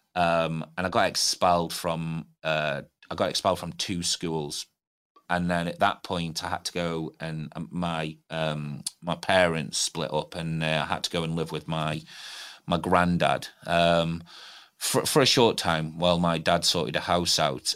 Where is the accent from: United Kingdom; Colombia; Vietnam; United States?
United Kingdom; Stoke-on-Trent, West Midlands; moved away as an adult; now in Newcastle, United Kingdom; I'm not from Newcastle. It is my home. And I, I look at it as my home now. I've been here for nearly twenty years. Um, grew up in Stoke on Trent